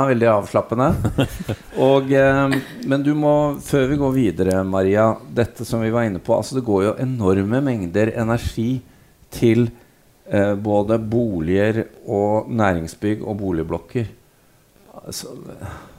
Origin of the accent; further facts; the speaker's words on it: Norway; vi er her fra Norge